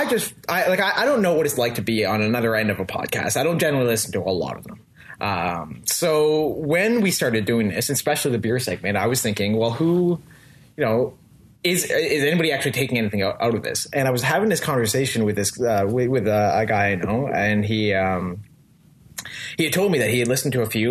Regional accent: Elliot Lake, Ontario, Canada; so you're an Elliot Laker, and which is what we call ourselves, Elliot Lakers

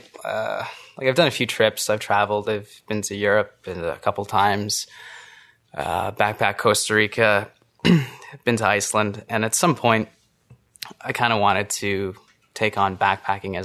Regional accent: Ottawa, Ontario, Canada; I grew up in Ottawa

